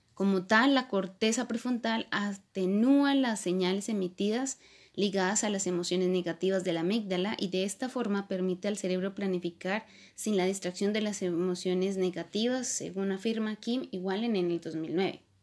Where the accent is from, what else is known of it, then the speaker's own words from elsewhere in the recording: Colombia; soy colombiana